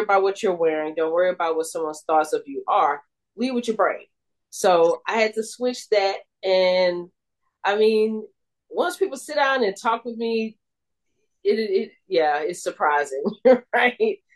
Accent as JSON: {"language": "English", "town": "Houston", "region": "Texas", "country": "United States", "tie": "born or raised there", "said": "I went to Prairie View because you know I grew up in Third Ward, so you know I'm I'm right there in the neighborhood anyway"}